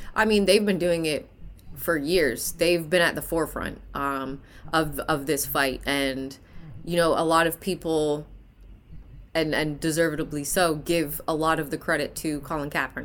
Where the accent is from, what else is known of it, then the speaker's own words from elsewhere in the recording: Hamilton, Ontario, Canada; moved away; I'm a Canadian native, born and raised in Hamilton, Ontario.